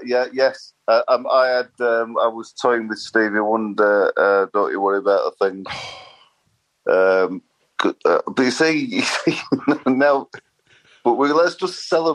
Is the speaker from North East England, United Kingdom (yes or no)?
no; Sheffield, Yorkshire and the Humber, United Kingdom; I was brought up in Sheffield and my grandma died when I was around 10, so we moved as a family from a rather less salubrious area to posh Sheffield.